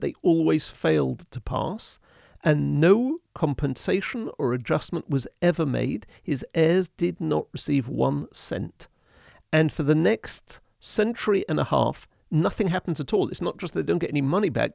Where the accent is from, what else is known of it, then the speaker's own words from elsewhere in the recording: United Kingdom; being British